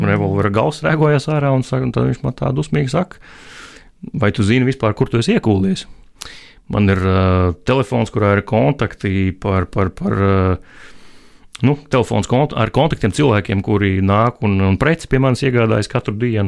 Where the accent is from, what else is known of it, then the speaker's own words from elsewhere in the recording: Latvia; es esmu no Latvijas